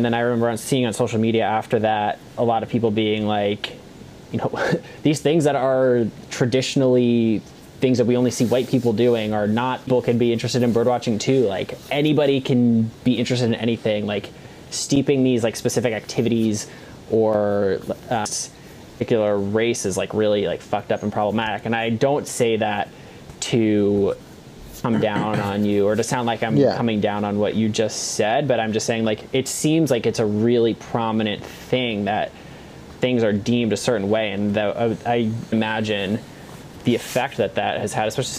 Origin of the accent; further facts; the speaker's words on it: New York, United States; I'm from like a very, very white area. I'm from the suburbs of New York City. It's very white.